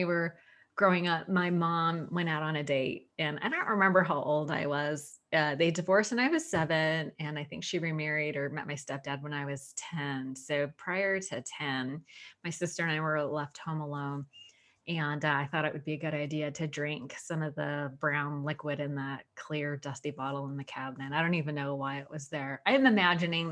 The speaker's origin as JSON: {"language": "English", "town": "Sunnyvale", "region": "California", "country": "United States", "tie": "born or raised there", "said": "a lot of God in my house growing up. We attended the Sunnyvale Presbyterian. I'm from California. Sunnyvale"}